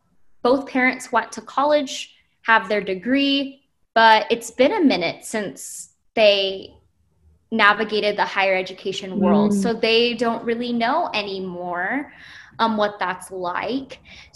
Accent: Hawaii, United States; But we're still from Hawaii. We are technically an out-of-state student from Hawaii, but our paths are so different.

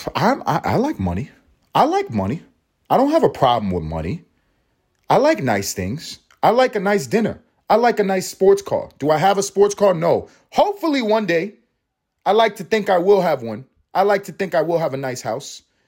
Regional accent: United States; I am American. I am American

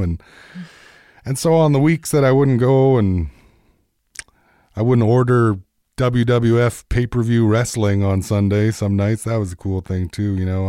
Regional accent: Peguis, Manitoba, Canada; growing up in Peguis

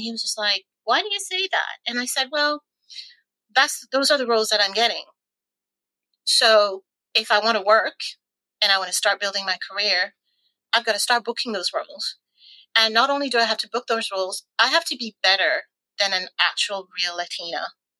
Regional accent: Canada; now in London, United Kingdom; And actually, when I first arrived here in the UK, because I came from Canada

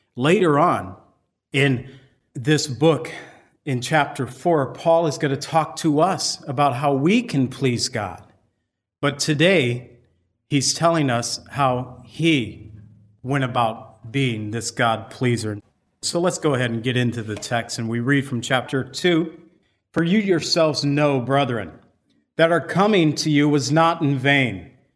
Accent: United States; I'm from America

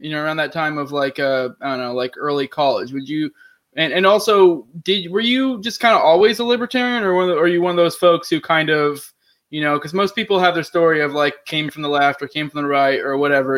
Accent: Maine, United States; I'm actually originally from Maine as well

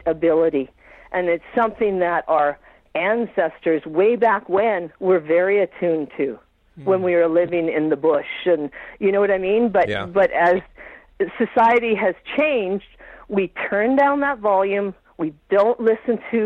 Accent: Vancouver Island, British Columbia, Canada; now in Saskatchewan, Canada; I grew up on Vancouver Island

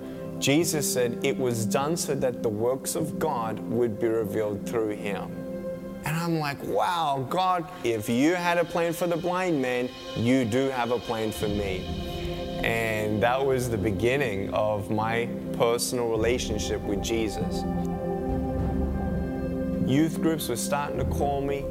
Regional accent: Melbourne, Victoria, Australia; I was born in Melbourne, Australia, 1982

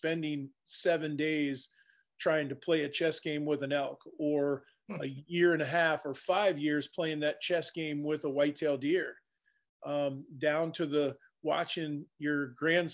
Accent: Virginia, United States; moved away as an adult; also born or lived in Arkansas / Montana; now in Iowa, United States; I grew up in Virginia, started my fire service career in Arkansas, moved from Arkansas to Montana, lived in Montana almost 20 years

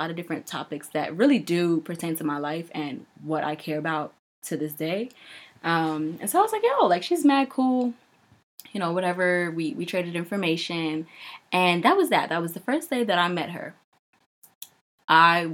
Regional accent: New York, United States; I'm from New York.

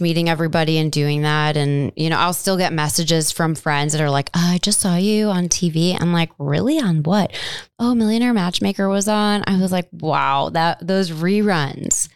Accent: Cleveland, Ohio, United States; moved away as an adult; now in Chicago, United States; I am a Midwest girl born and raised in Cleveland, Ohio

